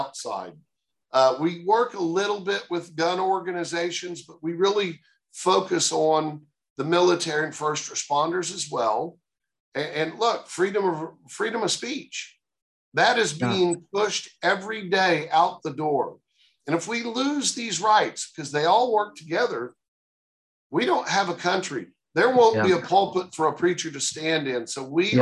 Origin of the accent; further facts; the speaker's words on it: Oklahoma City, Oklahoma, United States; moved away as an adult; also born or lived in Houston, Texas / New York; now in Texas, United States; I grew up in Oklahoma, you know, in Oklahoma City